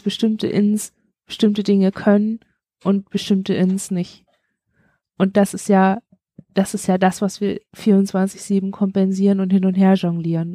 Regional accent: Germany; wir sind beide in einem, beide alle in einem Land geboren, das es heute nicht

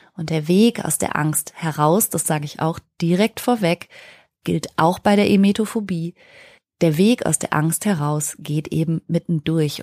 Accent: Ruhr area, North Rhine-Westphalia, Germany; ich bin im Ruhrgebiet groß geworden

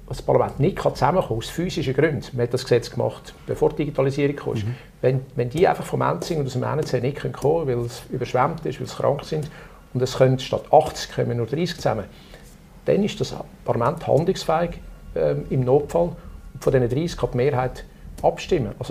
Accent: Zug, Switzerland; Wir haben im Kanton Zug, wo ich herkomme, ein Bevölkerungsschutzgesetz.

